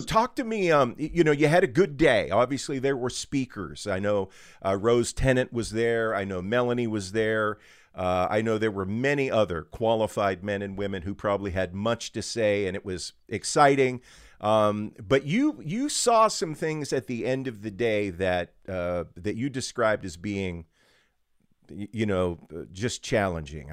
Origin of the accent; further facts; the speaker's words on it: Western Pennsylvania, United States; born and raised in Western PA